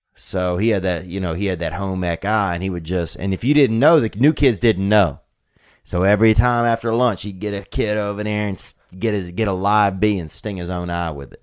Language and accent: English; Covington, Louisiana, United States; born or raised there